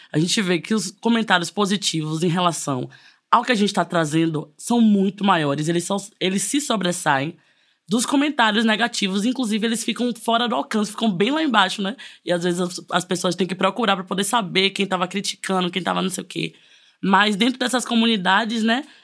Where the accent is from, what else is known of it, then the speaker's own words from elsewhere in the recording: interior of Bahia, Brazil; sou do interior da Bahia